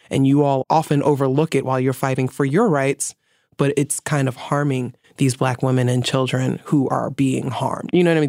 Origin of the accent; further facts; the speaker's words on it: New York City, New York, United States; I'm from the Bronx